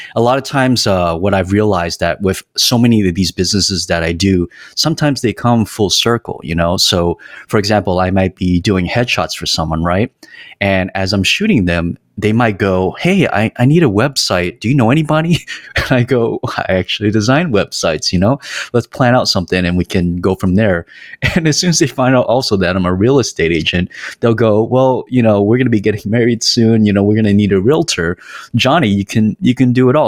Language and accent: English; San Jose, California, United States; moved away as an adult; also born or lived in Los Angeles; I was born and raised in San Jose, California